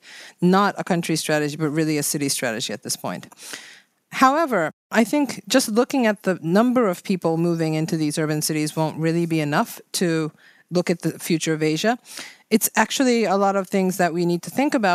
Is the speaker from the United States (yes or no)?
no; Japan; I am from Japan